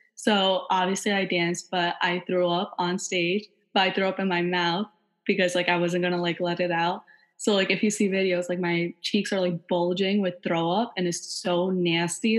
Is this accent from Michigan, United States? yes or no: no; New York, United States; also born or lived in Long Island; I'm born and raised in New York and currently attend Drexel University